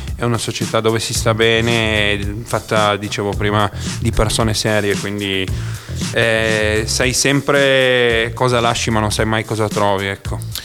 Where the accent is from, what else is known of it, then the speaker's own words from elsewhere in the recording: Cuneo, Piedmont, Italy; now in Bra, Italy; adesso abito a Bra, ma appunto sono di Cuneo